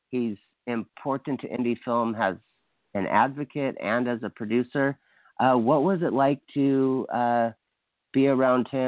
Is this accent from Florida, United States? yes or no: no; Hawaii, United States; I'm from Hawaii